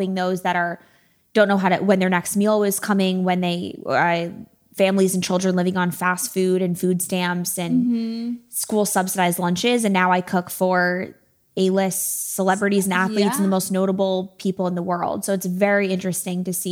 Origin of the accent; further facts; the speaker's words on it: right outside of Springfield, Massachusetts, United States; moved away as an adult; also born or lived in Syracuse, New York; now in Los Angeles, United States; I grew up right outside of Springfield, Massachusetts